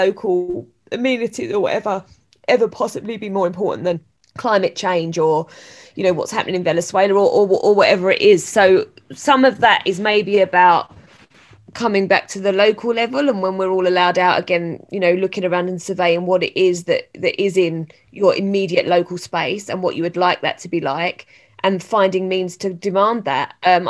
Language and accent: English; London, United Kingdom; now in Exeter, United Kingdom; I live in Exeter and I think a lot about London. I mean, I'm from London, so all my family's there